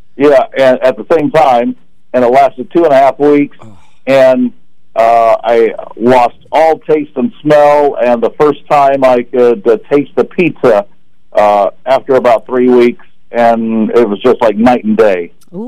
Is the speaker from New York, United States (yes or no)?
no; Marquette Heights, Illinois, United States; we grew up together in Marquette Heights